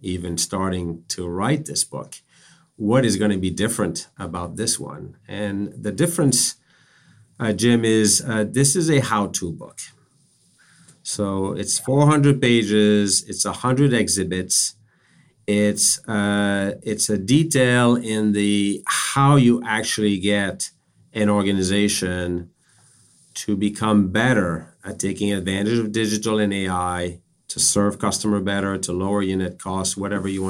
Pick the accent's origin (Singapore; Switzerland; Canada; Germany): Canada; now in Boston, United States; I'm a Canadian by background. I'm based in Boston